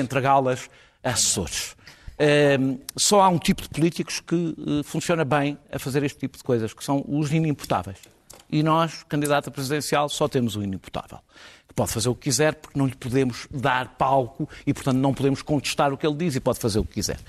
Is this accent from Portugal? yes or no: yes; Portugal; enquanto português